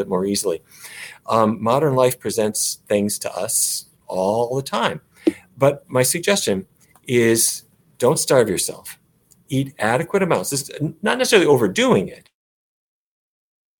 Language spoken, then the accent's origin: English; Fargo, North Dakota, United States; I grew up in Fargo